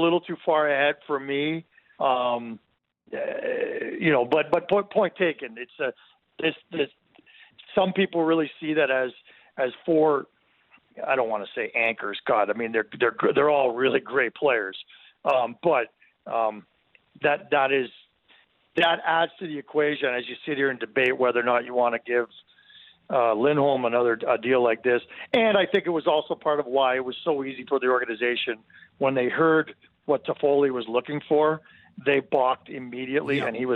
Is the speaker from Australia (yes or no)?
no; Mississauga, Ontario, Canada; now in Calgary, Canada; I grew up in Southern Ontario in Mississauga